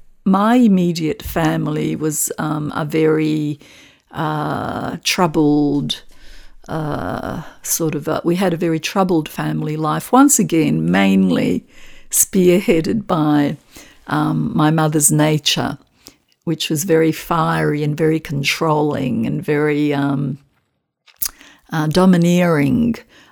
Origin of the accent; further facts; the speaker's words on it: Australia; I am Australian, of Macedonian background.